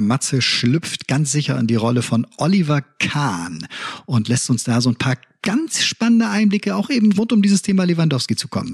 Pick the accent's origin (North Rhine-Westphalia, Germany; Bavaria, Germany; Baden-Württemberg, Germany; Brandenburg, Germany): North Rhine-Westphalia, Germany; Cologne; als Kölner